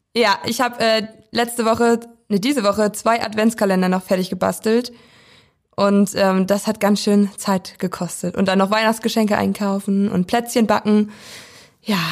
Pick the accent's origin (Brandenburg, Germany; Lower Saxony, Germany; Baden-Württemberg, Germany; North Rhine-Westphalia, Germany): Brandenburg, Germany; Weisen; now in Schwerin, Germany; komme ursprünglich aus Weisen. Das ist ein kleines Dörfchen im Norden Brandenburgs im Landkreis Prignitz.